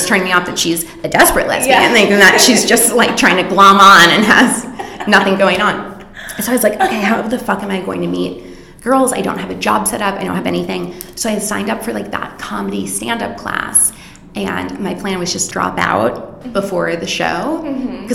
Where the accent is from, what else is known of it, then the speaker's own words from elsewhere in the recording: Florida, United States; I'm from Florida